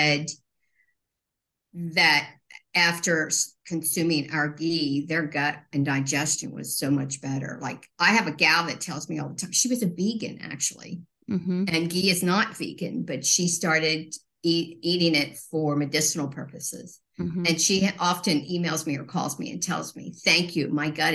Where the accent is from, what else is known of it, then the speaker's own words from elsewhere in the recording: Lancaster County, Pennsylvania, United States; We're from Lancaster County, Pennsylvania, and this is truly like a magical food oasis